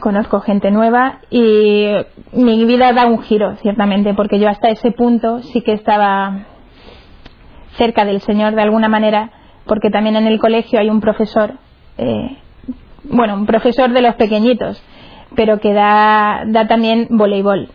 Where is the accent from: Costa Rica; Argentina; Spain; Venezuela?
Spain; Cáceres, Extremadura; soy de Cáceres, de allá de Extremadura, bonita tierra.